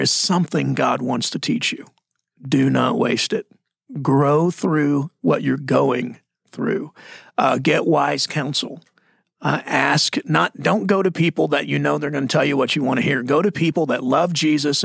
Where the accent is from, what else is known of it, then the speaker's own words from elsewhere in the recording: Texas, United States; now in Arizona, United States; I'm Texan. Texas Arizonian